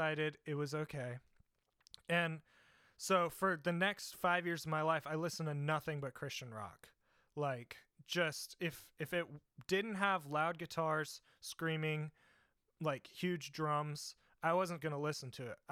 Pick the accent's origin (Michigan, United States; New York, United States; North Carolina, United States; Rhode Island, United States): North Carolina, United States; Raleigh; I am from North Carolina, Raleigh, North Carolina